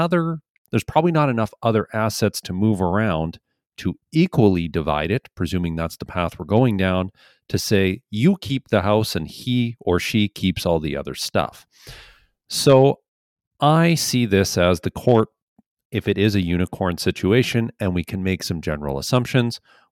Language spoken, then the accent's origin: English; India; also born or lived in Montreal; now in Canada; Actually, I'm basically from India, but I'm studying right now in Montreal, Quebec. And now last year in the summer, I moved to New Brunswick